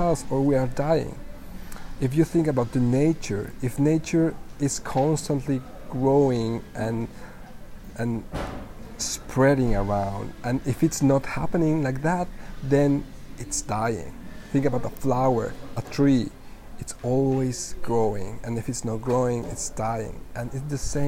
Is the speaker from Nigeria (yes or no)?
no; Mexico; English is a second language; moved away as an adult; now in Budapest, Hungary; I am from Mexico. I am currently in Budapest